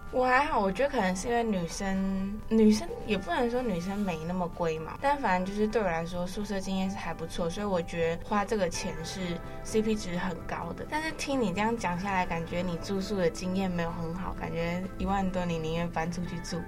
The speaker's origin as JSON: {"language": "Chinese", "region": "Miaoli County", "country": "Taiwan", "moved": "as an adult", "lives_now": "Taipei, Taiwan", "said": "我其实苗栗人"}